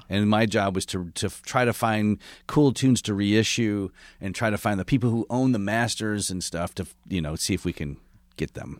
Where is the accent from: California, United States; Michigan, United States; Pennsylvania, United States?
Michigan, United States; moved away; also born or lived in San Francisco; I grew up in Michigan State country.